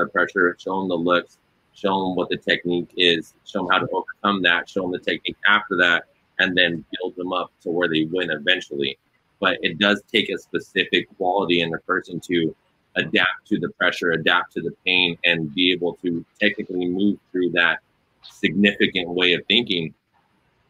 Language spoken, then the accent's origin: English; California, United States; I'm from California